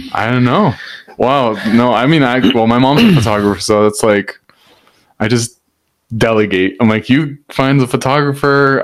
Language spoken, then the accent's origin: English; Hacienda Heights, California, United States; I'm from Hacienda Heights